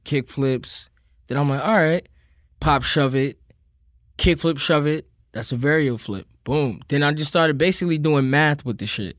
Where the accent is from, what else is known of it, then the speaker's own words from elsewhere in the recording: New York City, New York, United States; growing up in Queens.